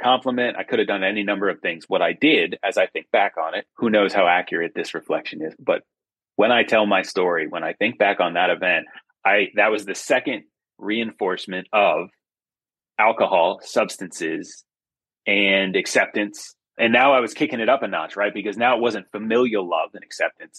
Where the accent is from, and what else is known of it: Framingham, Massachusetts, United States; born or raised there